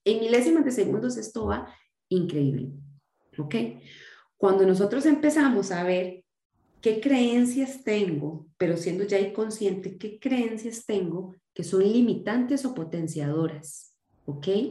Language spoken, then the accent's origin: Spanish; Costa Rica; yo soy costarricense, nací en Costa Rica y me criaron en la em, religión evangélica, así fui criada